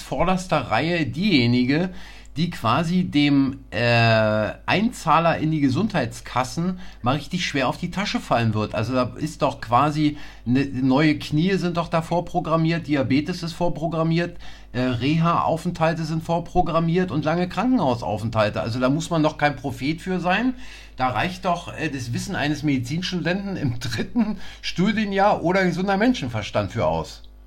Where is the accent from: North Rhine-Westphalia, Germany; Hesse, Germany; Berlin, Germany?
Berlin, Germany; East; wir sind zwar beide in Berlin groß geworden, aber Sie auf der anderen Seite als ich, äh, der Mauer